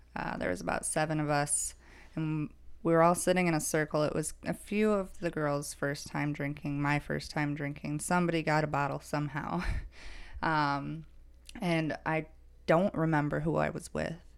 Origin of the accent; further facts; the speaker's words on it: Woodbury, Minnesota, United States; I'm from Woodbury, Minnesota. That is my hometown